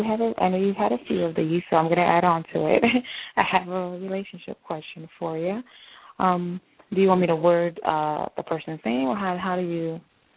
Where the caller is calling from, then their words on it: North Carolina, United States; I'm calling from North Carolina.